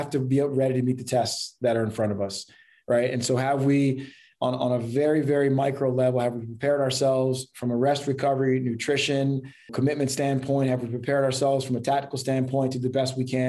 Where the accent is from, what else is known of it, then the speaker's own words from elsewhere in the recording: Columbia, Maryland, United States; I grew up in Columbia, Maryland